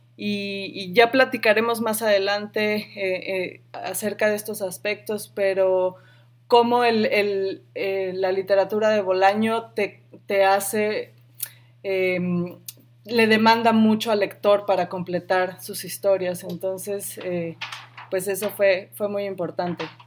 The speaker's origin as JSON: {"language": "Spanish", "region": "Sonora", "country": "Mexico", "tie": "born or raised there", "moved": "yes", "lives_now": "Chicago, United States", "said": "yo crecí en Sonora"}